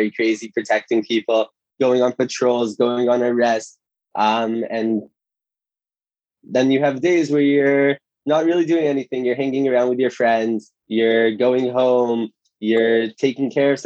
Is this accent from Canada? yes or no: yes; Toronto, Ontario, Canada; moved away as an adult; now in Israel; I'm originally from Toronto, Canada. I came to Israel 3 years ago to go to yeshiva